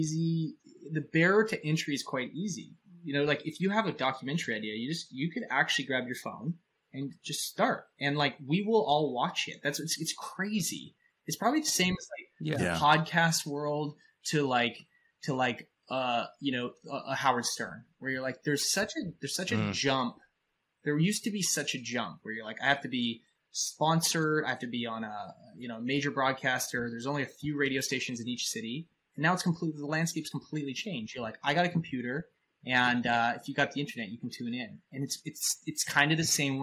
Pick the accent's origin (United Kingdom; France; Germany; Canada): Canada; I'm a Canadian, so I'm really nice